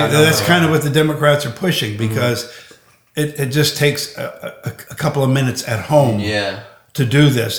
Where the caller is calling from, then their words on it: Arizona, United States; I'm calling from Arizona.